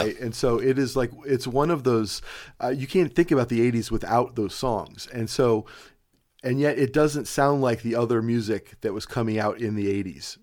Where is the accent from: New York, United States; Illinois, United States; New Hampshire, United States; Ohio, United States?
Ohio, United States; Cleveland; I live in Ohio, or, or I'm from Cleveland, Ohio